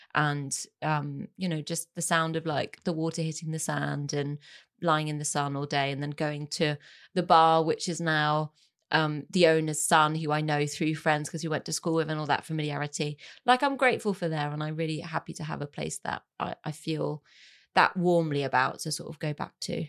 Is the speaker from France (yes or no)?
yes; France; moved away; my childhood growing up in France.